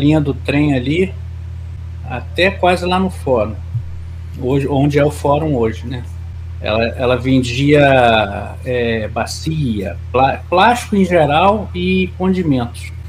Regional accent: Nova Iguaçu, Rio de Janeiro, Brazil; eu nasci e criei em Nova Iguaçu

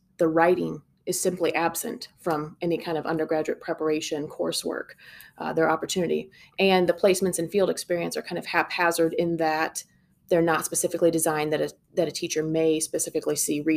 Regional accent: Galesburg, Illinois, United States; I'm a Galesburg girl, born and raised

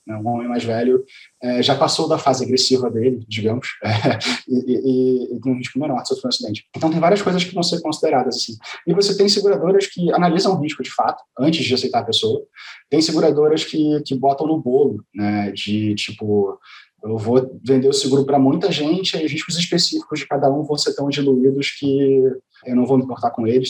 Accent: Rio de Janeiro, Brazil; Eu sou carioca

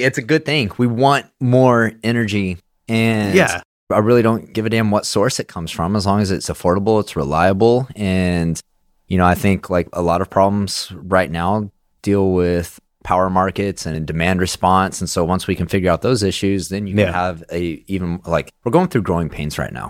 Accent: Midland, Texas, United States; growing up in Midland

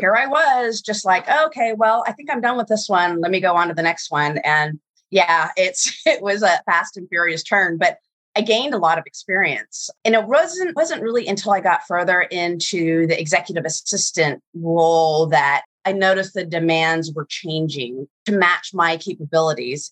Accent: Virginia, United States; I grew up in Virginia

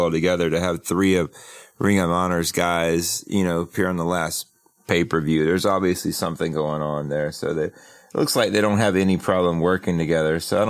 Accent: South Carolina, United States; I grew up in South Carolina.

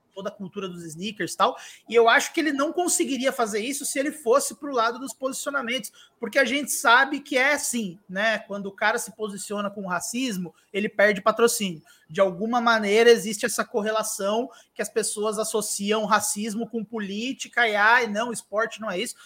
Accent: Santo André, São Paulo, Brazil; eu sou de Santo André

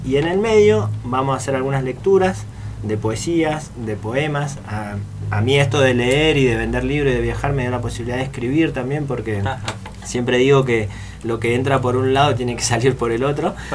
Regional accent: Mendoza, Argentina; moved away; also born or lived in Buenos Aires; soy de Mendoza

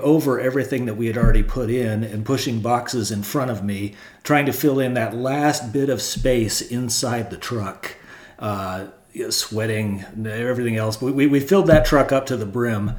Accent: Silicon Valley, California, United States; I grew up here in Silicon Valley

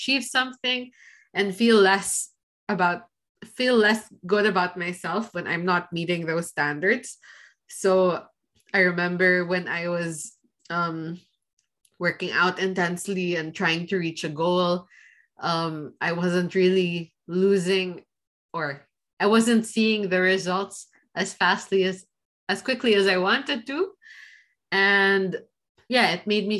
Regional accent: Philippines; now in Switzerland; the society I was raised in, like, with growing up in the Philippines

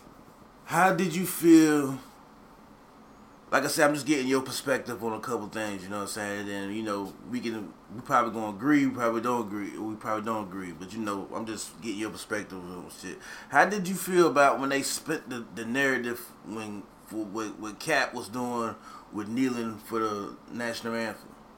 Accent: the South, United States; we from the South.

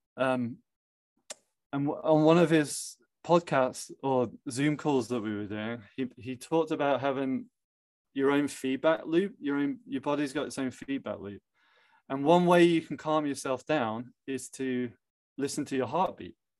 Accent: England, United Kingdom; moved away; I'm from England, so a lot of family are abroad

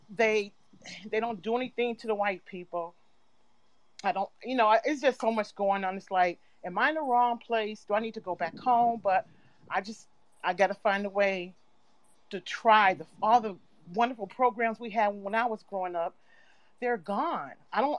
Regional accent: Midwest, United States; now in New York, United States; I'm from the Midwest

